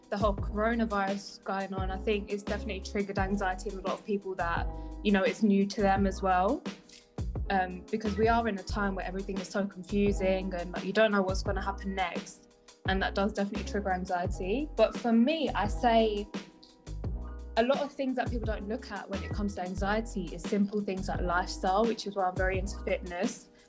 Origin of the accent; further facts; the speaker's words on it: South East England, United Kingdom; I'm 22 years old, and as mentioned before, I am a PT from Kent.